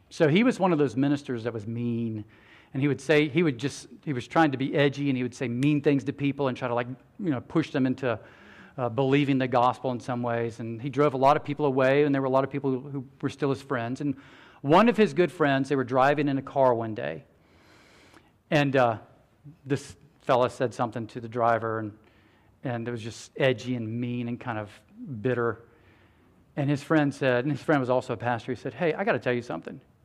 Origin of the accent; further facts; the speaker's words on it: United States; American Christians